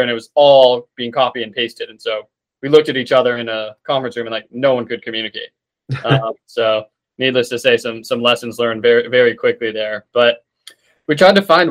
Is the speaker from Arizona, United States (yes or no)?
yes; Tucson, Arizona, United States; moved away as an adult; also born or lived in Seattle; now in North Carolina, United States; Grew up in Arizona, in Tucson, and then went to school out in Seattle and came out to North Carolina